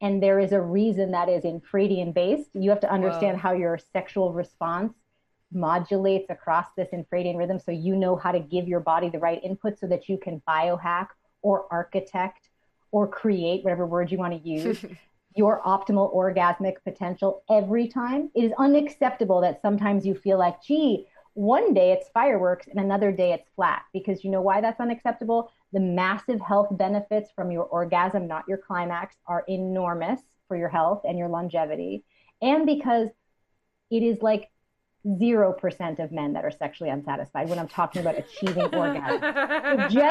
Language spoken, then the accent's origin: English; Newton, Massachusetts, United States; also born or lived in Manhattan, New York; now in New York City, United States; I'm from Newton, Massachusetts, but I've been living in Manhattan for 20 years